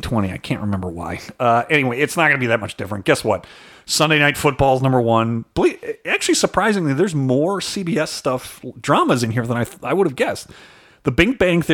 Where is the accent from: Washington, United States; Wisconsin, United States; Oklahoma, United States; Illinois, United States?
Illinois, United States; Chicago; accent: Chicago; I am a somewhat South Side kid of Chicago